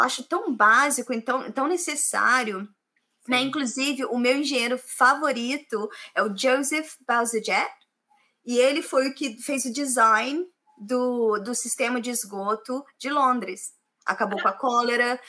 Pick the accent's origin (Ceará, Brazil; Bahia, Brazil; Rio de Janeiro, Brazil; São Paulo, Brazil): Rio de Janeiro, Brazil; Volta Redonda; moved away as an adult; now in England; Eu sou do Rio de Janeiro, do interior do Rio de Janeiro, cidade chamada Volta Redonda né? Eu vim para cá em 2006